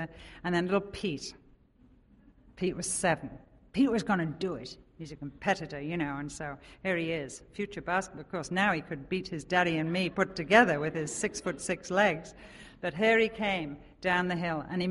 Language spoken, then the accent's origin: English; England, United Kingdom; moved away as an adult; now in Oconomowoc, United States; we live in Oconomowoc, we're from England